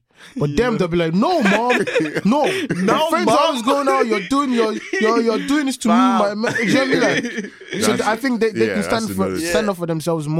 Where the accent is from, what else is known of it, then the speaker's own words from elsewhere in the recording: Balbriggan, Leinster, Ireland; I don't think I left Balbriggan